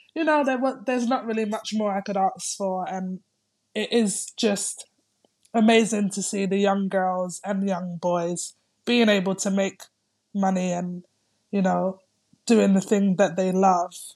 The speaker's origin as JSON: {"language": "English", "region": "London", "country": "United Kingdom", "moved": "as an adult", "lives_now": "Greece", "said": "I'm coming from London"}